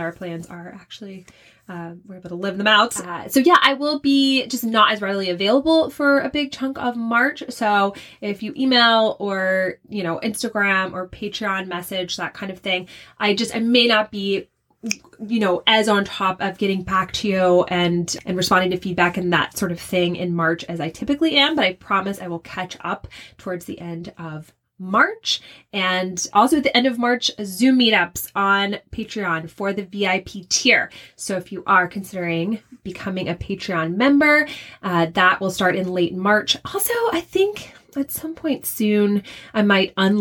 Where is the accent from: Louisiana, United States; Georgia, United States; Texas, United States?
Louisiana, United States; Shreveport; moved away; From Shreveport, Louisiana